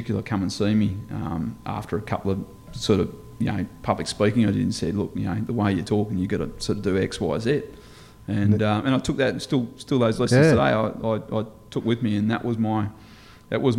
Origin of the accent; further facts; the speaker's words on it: Esperance, Western Australia, Australia; also born or lived in Perth; I'm born and bred in Esperance